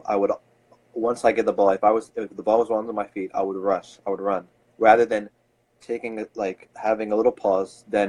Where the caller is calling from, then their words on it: Philadelphia, Pennsylvania, United States; I'm calling from Philadelphia.